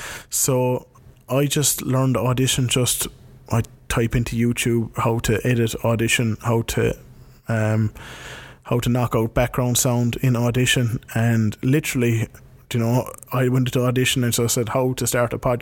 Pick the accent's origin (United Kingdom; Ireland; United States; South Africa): Ireland; moved away; my hometown, back in Ireland